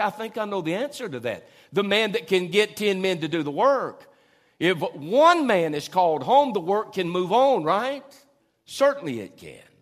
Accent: Tupelo, Mississippi, United States; also born or lived in Norfolk, Virginia; we came from Norfolk, Virginia to Tupelo, Mississippi

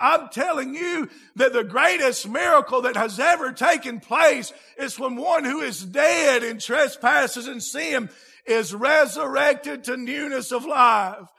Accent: United States; I'm an American, speak American

